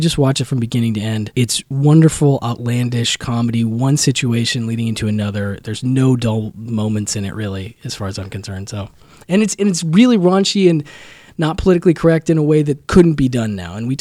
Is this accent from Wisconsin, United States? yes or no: yes; Wisconsin, United States; My home state.